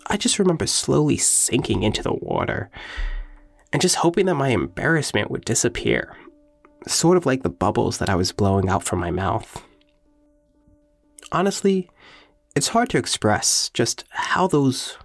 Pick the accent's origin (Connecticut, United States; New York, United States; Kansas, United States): New York, United States; Long Island; Long Island, because it's where I live and where I grew up